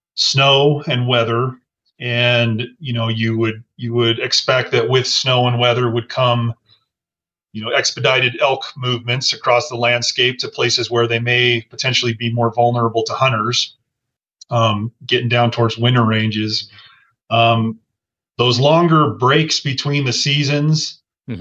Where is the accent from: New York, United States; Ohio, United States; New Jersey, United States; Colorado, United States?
Colorado, United States; I grew up in Colorado